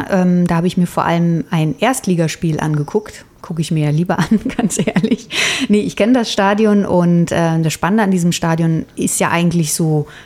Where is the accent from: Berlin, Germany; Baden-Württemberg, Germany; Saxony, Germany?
Berlin, Germany; now in Nuremberg, Germany; Ich komme ja ursprünglich aus Berlin und da war ja eher die Gefahr, dass ich mal eben umgefahren wurde